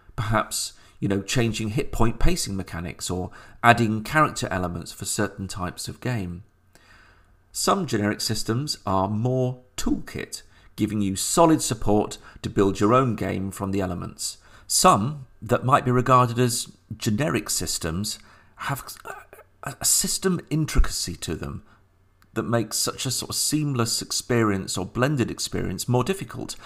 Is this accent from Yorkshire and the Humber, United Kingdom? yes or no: yes; Sheffield, Yorkshire and the Humber, United Kingdom; the game shop on the moor in Sheffield, my hometown